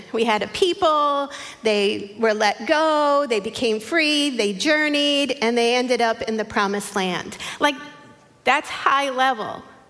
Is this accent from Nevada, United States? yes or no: no; Long Island, New York, United States; if you haven't met me. I was born and raised on Long Island, New York, in an area of Nassau County, which is the gold right next to Queens, right on that border. I never had a New York accent.